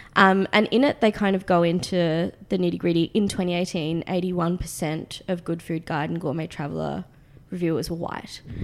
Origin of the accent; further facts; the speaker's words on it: Australia; accent: Australian; my Australian accent